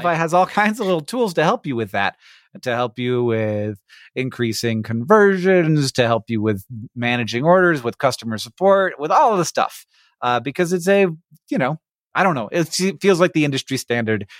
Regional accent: Florida, United States; I grew up in Florida

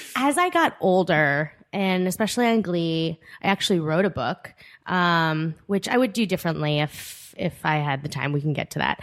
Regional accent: Long Island, New York, United States; also born or lived in Korea; I was brought to the U S at three months, and I grew up on Long Island.

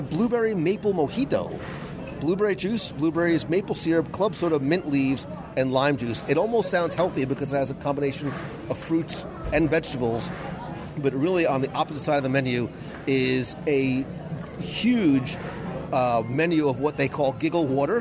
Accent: Northeast, United States; moved away as an adult; also born or lived in New Jersey / Brooklyn; we're Italian from the Northeast

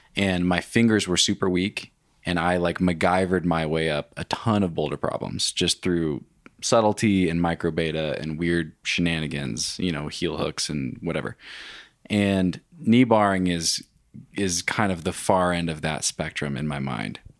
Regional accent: Wenatchee, Washington, United States; also born or lived in Bellingham; I grew up in Wenatchee, but went to school in Bellingham

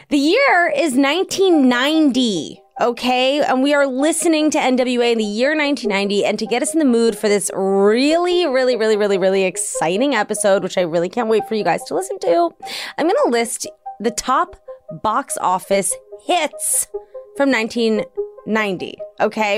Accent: Washington, District of Columbia, United States; moved away; D C is my hometown

